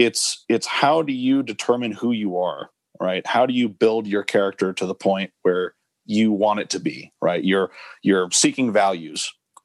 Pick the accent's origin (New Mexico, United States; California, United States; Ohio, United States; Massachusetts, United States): New Mexico, United States; Albuquerque; You know, I grew up in Albuquerque. I'm really proud of that.